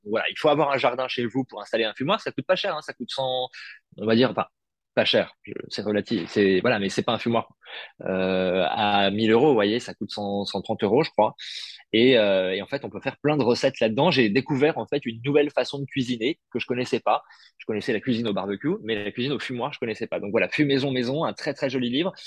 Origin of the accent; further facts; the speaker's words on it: Paris, Île-de-France, France; je suis né à Paris